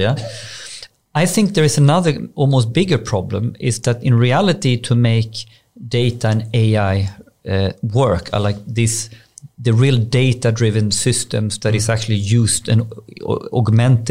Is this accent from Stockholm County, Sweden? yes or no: no; Borås, Västra Götaland, Sweden; I'm from Borås, grew up in Borås